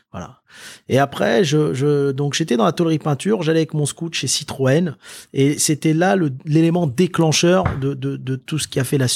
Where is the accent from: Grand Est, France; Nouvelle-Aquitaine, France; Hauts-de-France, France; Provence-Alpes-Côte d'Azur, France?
Hauts-de-France, France; Lille; born there; also born or lived in Indonesia / Maghreb / Le Mans / Tours; moi je suis né à Lille, si tu veux. ensuite, j'ai été vivre avec mes parents en Indonésie. J'ai vécu trois ans en Indonésie. Ensuite, j'ai vécu au Maghreb et ensuite je suis revenu donc dans la ville du Mans.